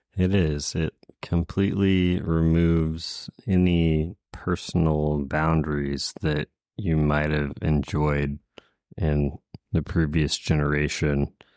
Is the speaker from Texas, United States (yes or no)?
yes; Houston, Texas, United States; moved away; I'm originally from Houston